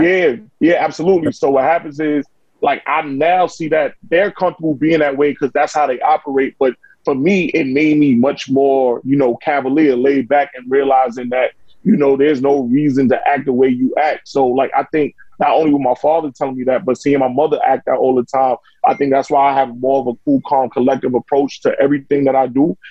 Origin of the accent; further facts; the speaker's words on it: New York, United States; I grew I grew up in Saint Nick Project.